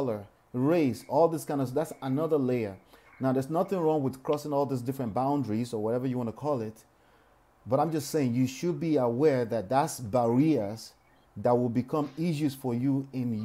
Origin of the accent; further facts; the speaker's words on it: Nigeria; now in United States; I'm legacy Nigerian, born here, raised in Nigeria, right?